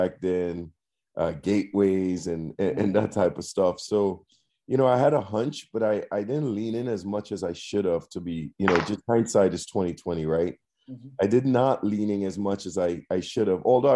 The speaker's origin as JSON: {"language": "English", "country": "Trinidad & Tobago", "moved": "as an adult", "lives_now": "United States", "said": "I'm originally from Trinidad and Tobago"}